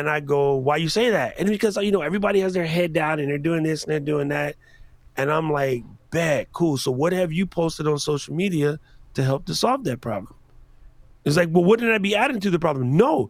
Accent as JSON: {"language": "English", "town": "Chicago", "region": "Illinois", "country": "United States", "said": "I'm from Chicago. Why can't I pick both teams?"}